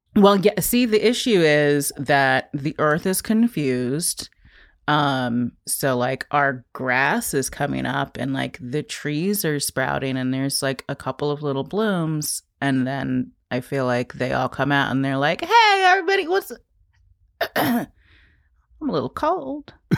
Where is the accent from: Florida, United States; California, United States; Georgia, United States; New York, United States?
New York, United States; moved away as an adult; now in Baltimore, United States; I grew up in the Chelsea Hotel